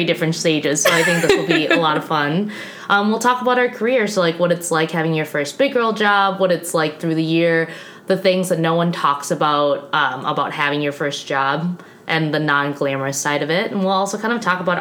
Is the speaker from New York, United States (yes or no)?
no; Minnesota, United States; moved away as an adult; also born or lived in Madison, Wisconsin; now in Milwaukee, United States; I'm from Minnesota, not Wisconsin